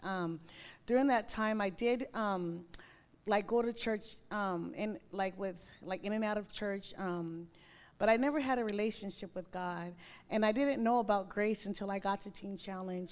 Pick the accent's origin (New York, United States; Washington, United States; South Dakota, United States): Washington, United States; Tacoma; I'm from Tacoma